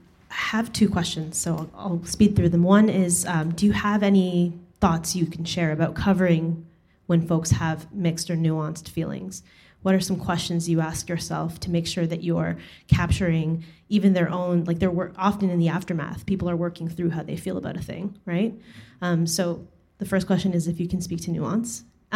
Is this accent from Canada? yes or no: yes; Canada; I speak it with accented, you know, I'm Canadian.